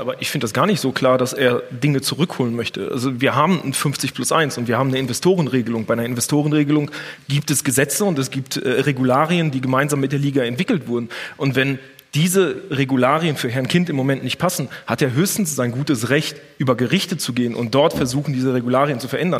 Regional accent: the Ruhr area, North Rhine-Westphalia, Germany; ich komme aus dem Pott

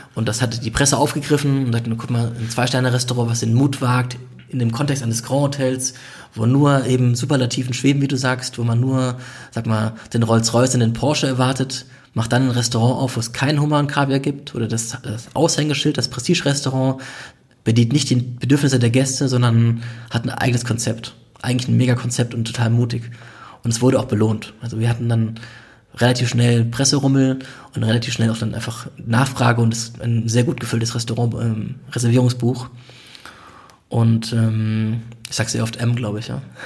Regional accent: Germany

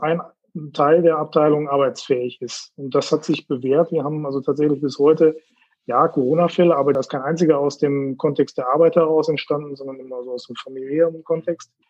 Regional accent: Herford, North Rhine-Westphalia, Germany; moved away as an adult; also born or lived in Laatzen / Tübingen; now in Bielefeld, Germany; Geboren in Laatzen, Hannover und aufgewachsen in Herford

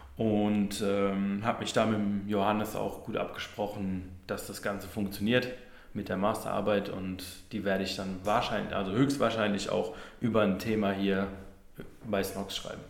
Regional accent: Neustadt an der Weinstraße, Rhineland-Palatinate, Germany; moved away; ich komme ursprünglich aus Neustadt an der Weinstraße

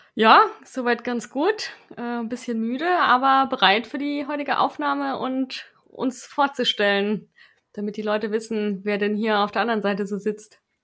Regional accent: Stuttgart, Baden-Württemberg, Germany; moved away as an adult; now in Karlsruhe, Germany; ich komme ja ursprünglich aus Stuttgart

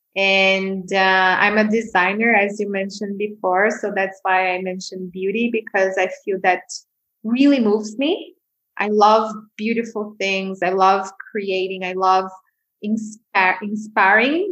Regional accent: São Paulo, Brazil; moved away as an adult; also born or lived in Bali; I grew up in Brazil, in Sao Paulo, which is one of the biggest cities in, in the world.

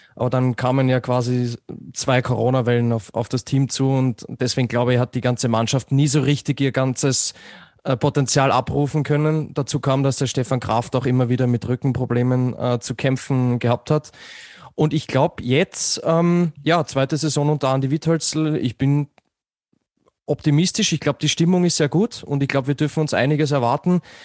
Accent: Austria; bei mir als Österreicher

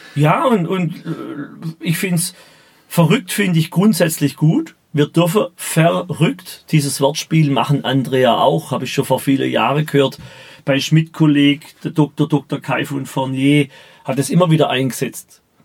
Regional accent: Baden-Württemberg, Germany; Ich spreche mein Dialekt und da stehe ich dazu

